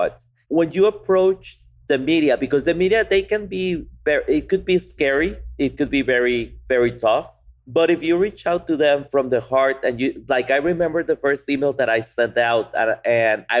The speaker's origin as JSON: {"language": "English", "country": "Guatemala", "moved": "as an adult", "lives_now": "Austin, United States", "said": "we came from Guatemala, that we did the farmers markets for a month when we moved here"}